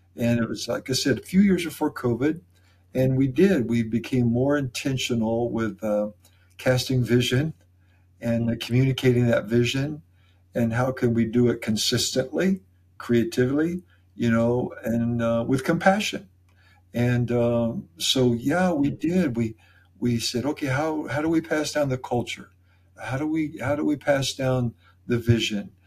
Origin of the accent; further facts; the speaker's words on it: Iowa, United States; moved away as an adult; now in St. Peters, United States; We came from Iowa. We grew up together, Kim